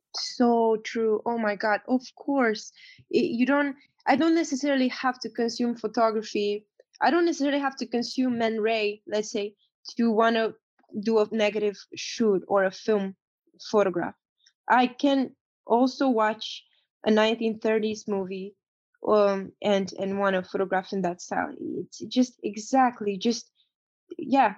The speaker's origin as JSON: {"language": "English", "country": "Romania", "moved": "yes", "lives_now": "United States", "said": "I'm coming from Romania. I'm coming from a ex-communist country."}